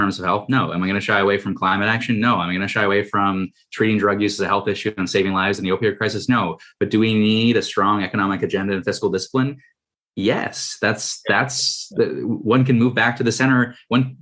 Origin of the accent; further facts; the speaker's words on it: Toronto, Ontario, Canada; I'm from Toronto